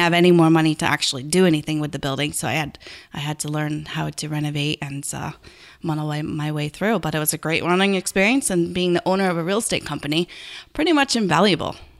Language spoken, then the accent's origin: English; Garrison, New York, United States; I grew up in Garrison